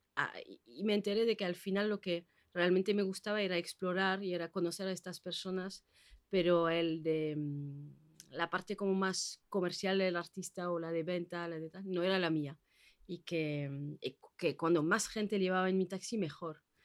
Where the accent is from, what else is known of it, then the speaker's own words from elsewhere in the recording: French Basque Country, Nouvelle-Aquitaine, France; moved away as an adult; now in Bilbao, Spain; llevo 15 años aquí en Bilbao, soy del País Vasco francés